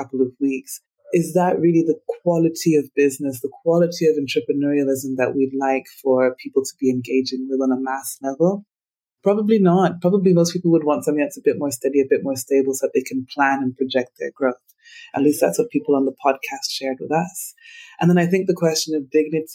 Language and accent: English; Uganda